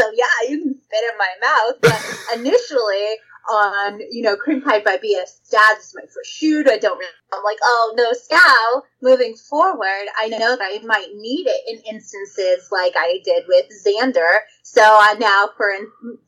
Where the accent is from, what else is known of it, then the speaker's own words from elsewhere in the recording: Texas, United States; I'm from Texas. I'm from the deep South.